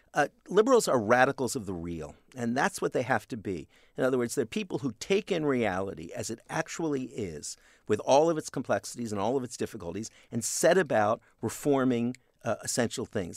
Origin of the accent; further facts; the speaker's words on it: Canada; I'm a Canadian